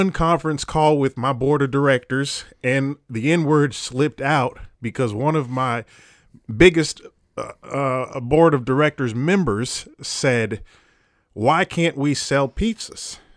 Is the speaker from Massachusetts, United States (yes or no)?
no; Indiana, United States; when you come from a background like mine, farm town Indiana